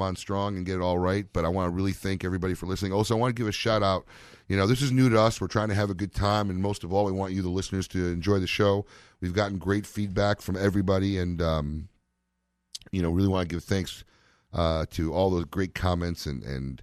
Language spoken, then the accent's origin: English; Chicago, Illinois, United States; born or raised there; moved away